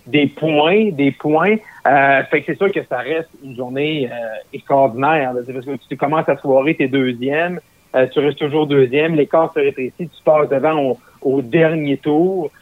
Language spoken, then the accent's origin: French; Roberval, Quebec, Canada; also born or lived in Gatineau; dans ma ville natale, qui est à Robertval, au lac Saint-Jean